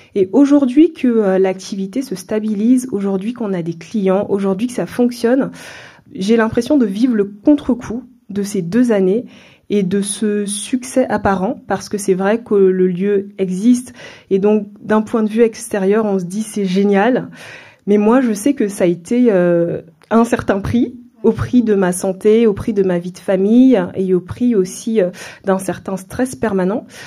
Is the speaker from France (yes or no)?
yes; France; also born or lived in Central African Republic; Je suis originaire de la Centrafrique, mais euh, je suis née en France. Mes parents sont venus dans les années 80 travailler en France et je suis née dans ce contexte à l'âge de 2 ans, on est retourné en Centrafrique.